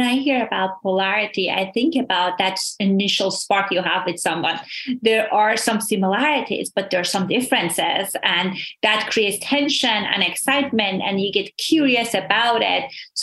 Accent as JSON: {"language": "English", "country": "Iran", "moved": "yes", "said": "So I immigrated from Iran"}